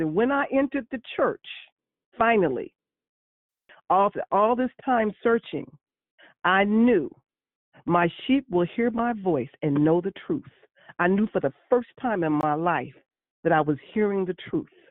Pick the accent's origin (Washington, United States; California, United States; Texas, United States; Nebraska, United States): California, United States; San Francisco; born and raised in San Francisco